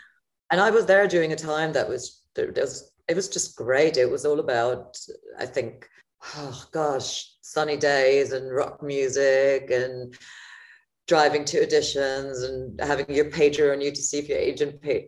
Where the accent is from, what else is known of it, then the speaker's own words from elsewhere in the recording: Frankfurt, Hesse, Germany; moved away; also born or lived in Los Angeles; I'm from Germany originally. I was born and raised in Frankfurt.